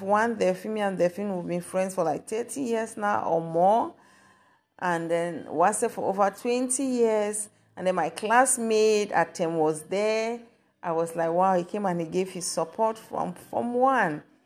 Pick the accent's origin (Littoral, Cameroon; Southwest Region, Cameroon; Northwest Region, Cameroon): Southwest Region, Cameroon; Kumba; now in Germany; I'm from Cameroon. So God's, God sent me to Cameroon to my home city, Kumba.